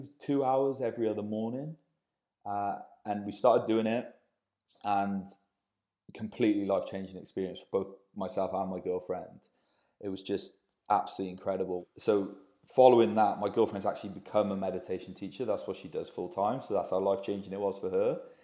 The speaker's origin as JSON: {"language": "English", "town": "Cardiff", "region": "Wales", "country": "United Kingdom", "tie": "born or raised there", "also_born_or_lived": "London", "moved": "as an adult", "lives_now": "Bristol, United Kingdom", "said": "most lads growing up in Wales. from Cardiff originally"}